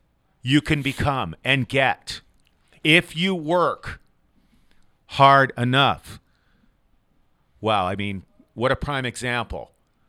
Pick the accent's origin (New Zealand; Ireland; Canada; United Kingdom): Ireland; Oh, heck yeah, I'm from Ireland. My mom's from Ireland.